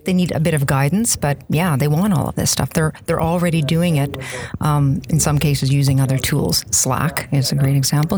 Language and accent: English; Saskatchewan, Canada; I'm from uh, one of the cold Western Canadian prairie provinces, Saskatchewan.